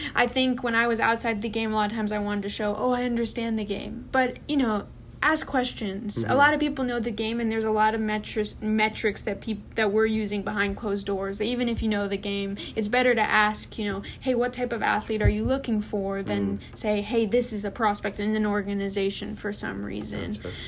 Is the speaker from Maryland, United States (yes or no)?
no; California, United States; also born or lived in Florida; Really unique, and I never had that growing up in California or in Florida.